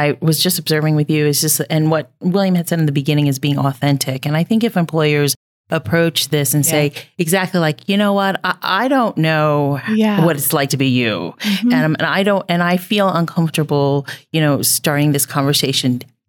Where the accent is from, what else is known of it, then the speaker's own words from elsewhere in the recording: Philippines; a Filipina, like, yeah. I am very snobby on my Asian food, and hers is better than mine.